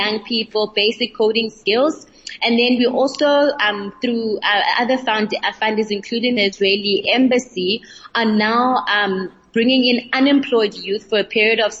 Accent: East London, Eastern Cape, South Africa; From the Eastern Cape, London

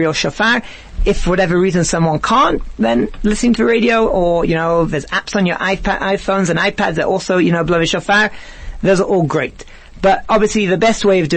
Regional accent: England, United Kingdom; now in South Africa; I'm really from England

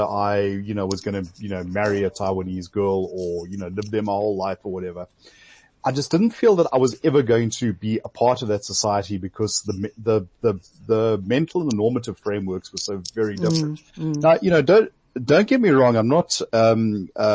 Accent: South Africa; me being a South African

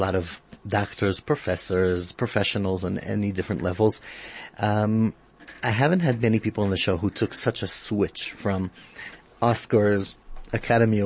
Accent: South Africa; In South Africa, we like to say normal trauma

